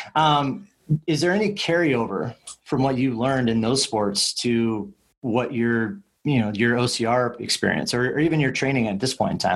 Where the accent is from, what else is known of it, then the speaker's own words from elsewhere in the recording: Midwest, United States; You're a Midwest kid, just like I am.